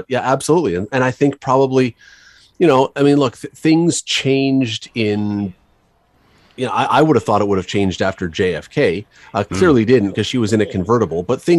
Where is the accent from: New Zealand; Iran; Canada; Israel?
Canada; Toronto, Ontario; growing up in Toronto, I'm probably 8 or 9 or 10.